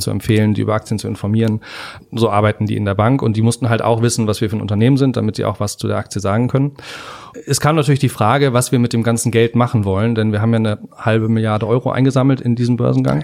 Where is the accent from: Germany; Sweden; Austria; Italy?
Germany; Hamburg; also born or lived in Henstedt-Ulzburg; now in Berlin, Germany; also ich bin geboren in, äh, in Hamburg in Hennstedt-Ulzburg genau genommen. Das ist ja nicht ganz Hamburg, aber bin dann aufgewachsen in Hamburg